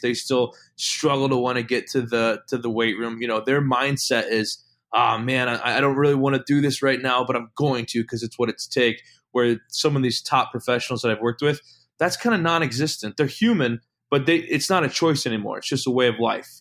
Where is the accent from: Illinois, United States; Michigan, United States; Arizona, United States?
Illinois, United States; moved away as an adult; also born or lived in Dubuque, Iowa / West Coast / Kenosha, Wisconsin; I'm from Illinois, born and raised